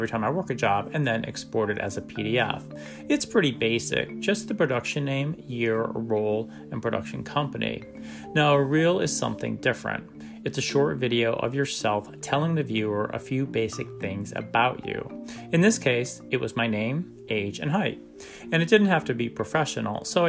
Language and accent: English; Northeast, United States; also born or lived in Kennesaw, Georgia; now in Atlanta, United States; growing up in the Northeast